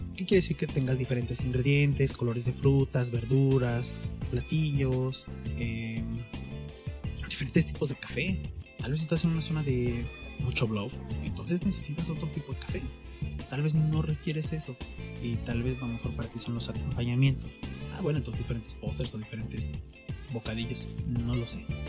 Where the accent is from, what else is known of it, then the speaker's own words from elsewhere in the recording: Mexico; como mexicano